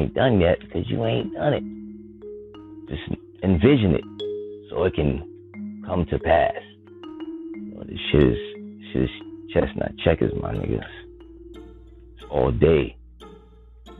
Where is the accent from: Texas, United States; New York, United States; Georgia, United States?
New York, United States; New York City; I'm from the Bronx.